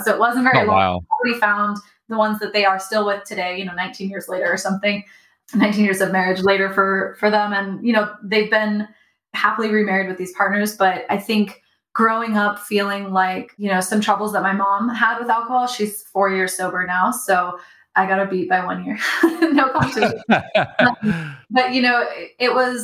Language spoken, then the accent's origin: English; Dallas, Texas, United States; I was born in Dallas, Texas